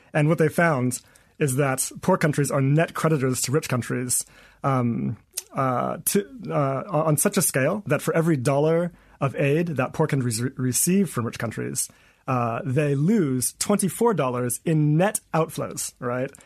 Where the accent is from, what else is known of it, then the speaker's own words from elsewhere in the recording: Eswatini; moved away as an adult; also born or lived in United States; I'm originally from Swaziland